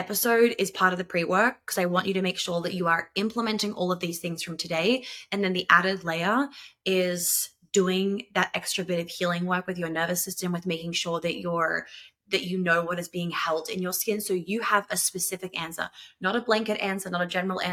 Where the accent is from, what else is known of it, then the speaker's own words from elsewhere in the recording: New York, United States; moved away; I grew up in New York